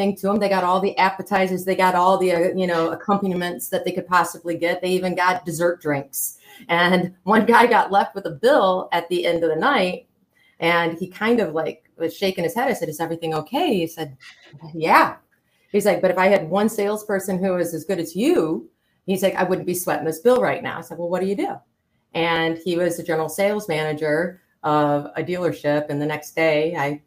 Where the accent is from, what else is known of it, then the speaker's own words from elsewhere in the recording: Flint, Michigan, United States; I come from Flint, Michigan, which was, home of GM